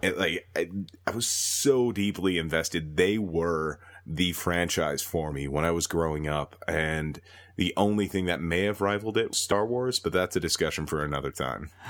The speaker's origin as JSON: {"language": "English", "region": "Minnesota", "country": "United States", "tie": "born or raised there", "moved": "as an adult", "lives_now": "Calgary, Canada", "said": "born and raised in Minnesota, ended up moving up to Calgary a while ago"}